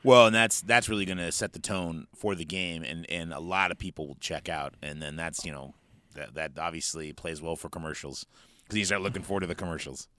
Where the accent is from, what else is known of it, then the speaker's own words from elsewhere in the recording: Northern California, United States; we're from Northern California